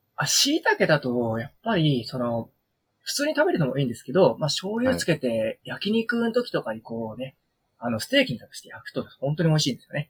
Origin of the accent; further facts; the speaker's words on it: Kushiro, Hokkaido, Japan; 釧路っていうところに生まれ育ってて